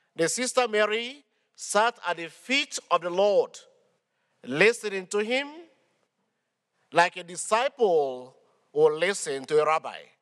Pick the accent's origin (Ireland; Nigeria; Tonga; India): Nigeria; moved away as an adult; from Nigeria, but I've been serving in this archdiocese for the past eight years